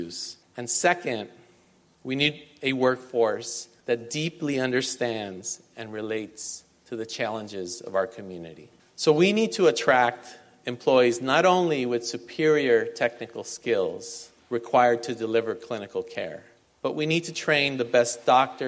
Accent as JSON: {"language": "English", "town": "Los Angeles", "region": "California", "country": "United States", "tie": "born or raised there", "said": "I grew up in Boyle Heights, where LA County USC Medical Center is"}